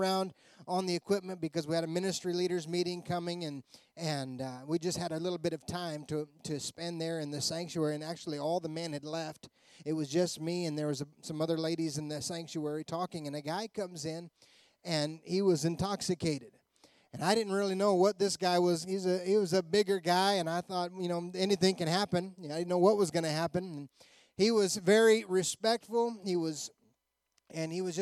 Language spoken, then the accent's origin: English; Colorado, United States; We're from Colorado